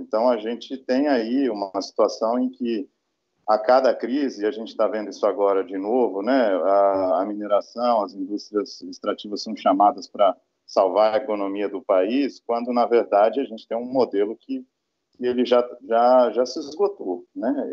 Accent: São Paulo, Brazil; moved away; eu sou paulista, né, eu me graduei em São Paulo

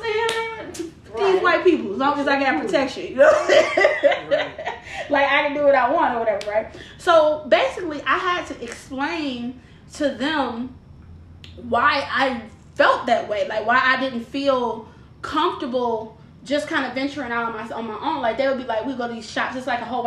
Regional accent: Detroit, Michigan, United States; also born or lived in Dearborn, Michigan; I was west side till I was 16. I was raised on Plymouth and Evergreen is where I was raised till I was 16. Then we moved out to Dearborn

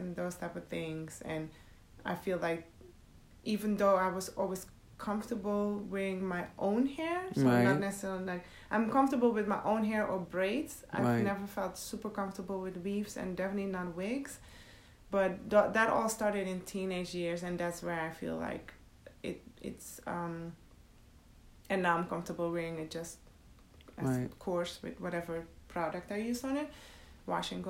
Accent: Netherlands; moved away as an adult; also born or lived in Suriname; now in United States; I was born in Suriname and raised in the Netherlands. And I've been in the U.S. for 17 years.

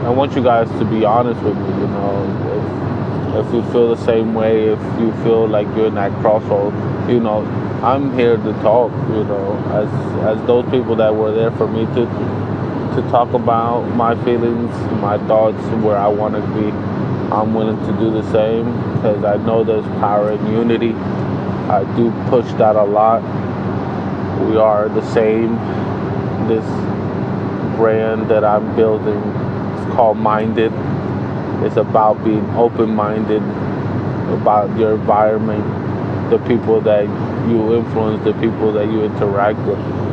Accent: New Jersey, United States; I am from New Jersey

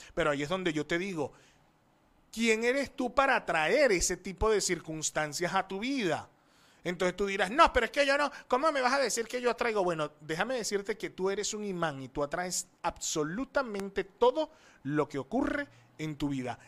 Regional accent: Coro, Falcón, Venezuela; coro Estado Falcón, Venezuela, I am from

